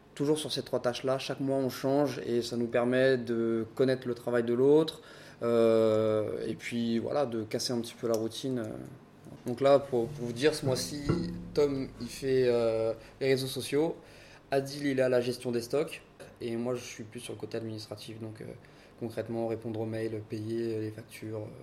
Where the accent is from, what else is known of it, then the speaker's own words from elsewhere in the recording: Paris, Île-de-France, France; moved away as an adult; now in Brest, France; ça fait 5 ans que je suis à Brest. Donc euh, je suis un Parisien de base.